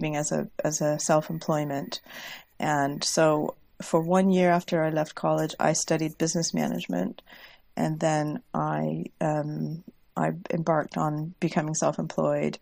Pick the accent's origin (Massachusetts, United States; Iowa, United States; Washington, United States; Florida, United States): Washington, United States; moved away as an adult; now in York, United Kingdom; I currently live in York, but I grew up in the United States on the West Coast in Washington State